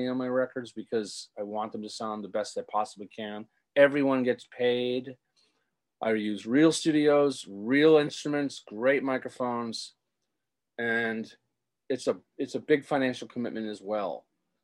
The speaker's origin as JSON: {"language": "English", "town": "Rockport", "region": "Massachusetts", "country": "United States", "tie": "born or raised there", "said": "growing up in my hometown and being a teenager there"}